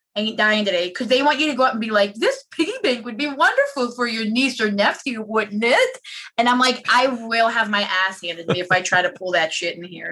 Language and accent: English; Pittsburgh, Pennsylvania, United States; my hometown mall, which is now a dead graveyard